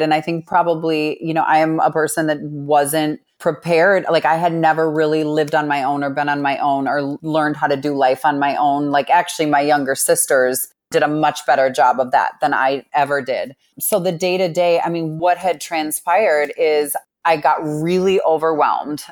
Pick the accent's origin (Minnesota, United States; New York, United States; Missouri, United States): Minnesota, United States; Minneapolis; I grew up in Minneapolis